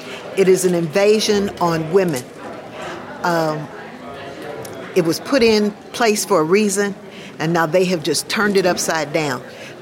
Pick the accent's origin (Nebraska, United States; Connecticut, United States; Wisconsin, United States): Nebraska, United States; Omaha; I am from Omaha, Nebraska. … I'm from the Omaha Star, the only black newspaper in the state of Nebraska.